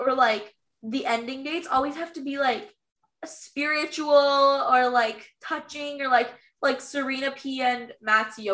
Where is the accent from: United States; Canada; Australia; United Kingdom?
Canada; Ontario; as Canadians